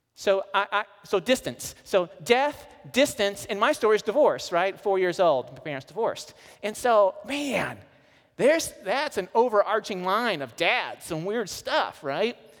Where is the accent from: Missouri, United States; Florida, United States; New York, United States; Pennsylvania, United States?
Missouri, United States; I'm from Missouri, I lived right on the Mississippi River